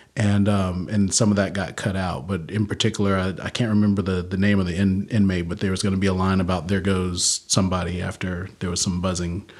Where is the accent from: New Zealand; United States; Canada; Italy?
United States; the South; also born or lived in Louisiana / Oklahoma; I grew up in the South.